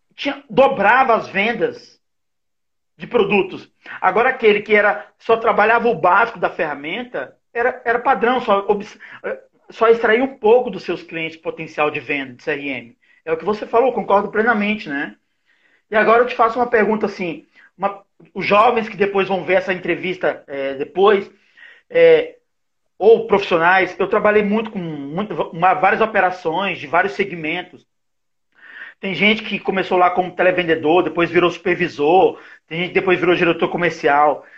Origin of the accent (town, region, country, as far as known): Brazil